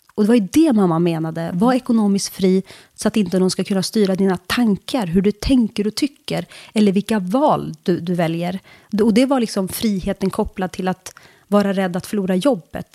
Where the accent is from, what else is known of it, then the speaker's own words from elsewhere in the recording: Bollnäs, Gävleborg County, Sweden; moved away as an adult; also born or lived in Turkey / Södertälje / Brussels; jag är från Bollnäs